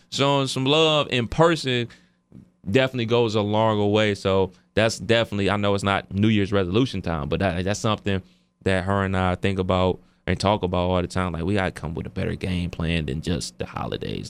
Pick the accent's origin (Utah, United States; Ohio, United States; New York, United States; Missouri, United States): Ohio, United States; Cleveland Heights; me and my brother, uh, we went to the Rival High School, which is Cleveland Heights